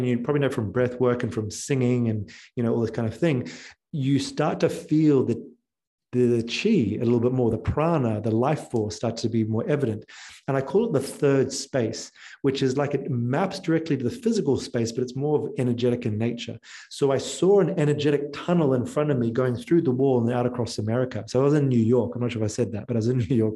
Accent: New Zealand; moved away; also born or lived in Australia; I'm from New Zealand

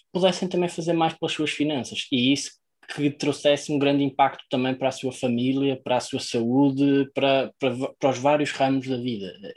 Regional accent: Maia, Norte, Portugal; venho da Maia, que é no norte de para lá do Rio Douro

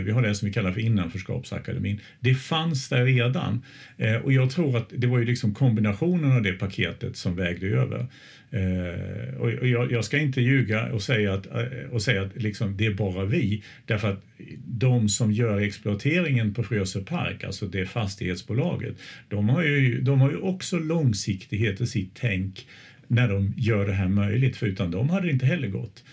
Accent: Småland, Sweden; now in Östersund, Sweden; jag är ju smålänning från början men jag har ju bott här väldigt länge

